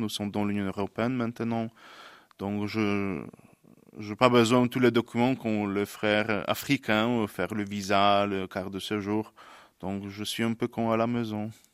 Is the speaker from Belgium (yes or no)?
no; Poland; French is a second language; moved away as an adult; now in Ardèche, France; je suis polonais